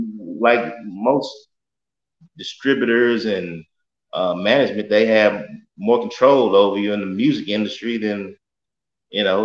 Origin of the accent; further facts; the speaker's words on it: Memphis, Tennessee, United States; I grew up in Whitehaven.